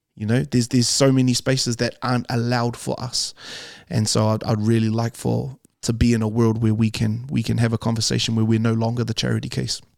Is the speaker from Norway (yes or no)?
no; Auckland, New Zealand; we grew up in Calston, which is for West Auckland